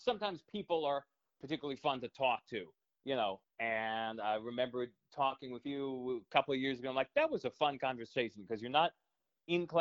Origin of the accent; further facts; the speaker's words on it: New Hampshire, United States; moved away; I'm originally from New Hampshire